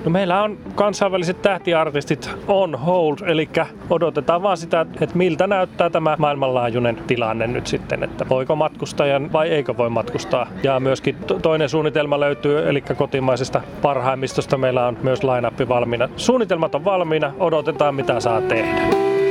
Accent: Iisalmi, North Savo, Finland; moved away as an adult; now in Helsinki, Finland; oon täältä Iisalmesta kotoisin ja mä oon oikein kotiseudun rakas

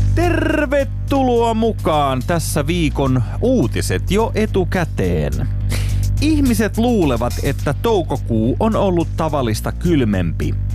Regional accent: Turku, Southwest Finland, Finland; mä oon syntynyt Turussa.

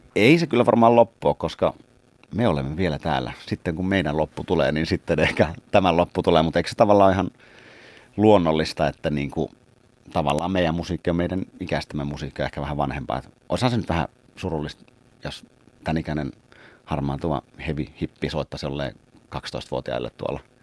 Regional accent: Kotka, Kymenlaakso, Finland; Karhulastahan olen kymiläisesti lähtöisin ja sydän on kymiläinen

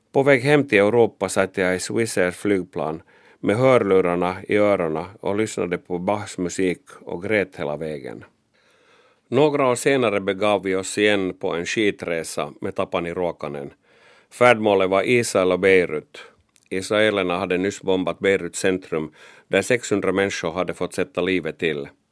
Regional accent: Finland; jag var pressfotograf från Finland

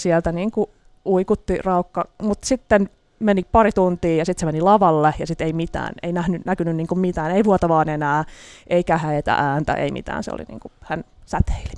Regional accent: Helsinki, Uusimaa, Finland; Mä olen helsinkiläinen toimittaja

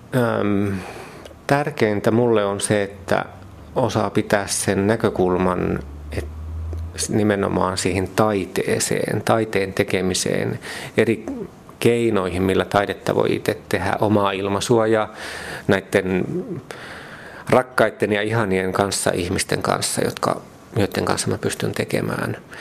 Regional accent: Mikkeli, South Savo, Finland; Kun mä oon Mikkelistä Savosta kotoisin

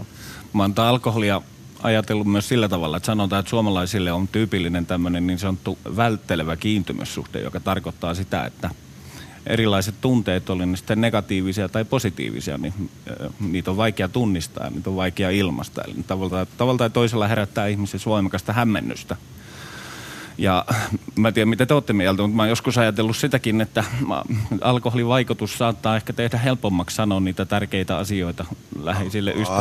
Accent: Finland; Mä oon kotoisin tuolta maakunnista

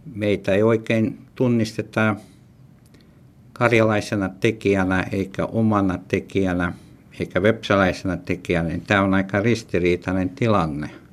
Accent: Petrozavodsk, Republic of Karelia, Russia; first language Ludian; Finnish is a second language; now in Finland; Olen rodinut Petroskol. Puolet minun elot olen elänyt Suomessa. Toinen puolisko meni Petroskol.

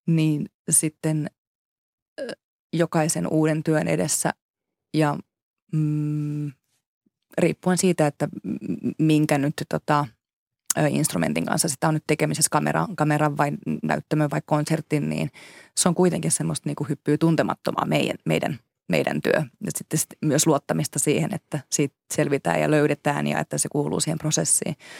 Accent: Finland; first language Finnish; me ollaan kuitenkin kaksikielinen maa

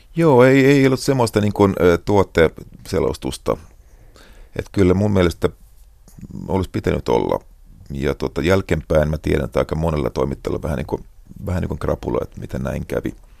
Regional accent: Finland; minä olen Suomesta

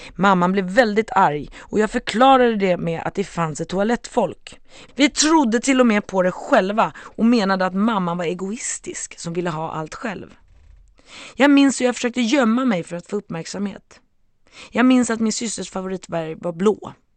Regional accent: Stockholm, Stockholm County, Sweden; jag växte upp i Stockholm, Sveriges huvudstad, Bromma

